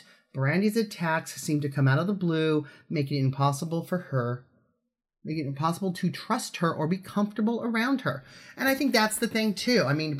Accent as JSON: {"language": "English", "town": "Los Angeles", "region": "California", "country": "United States", "said": "I'm from Los Angeles and I miss it."}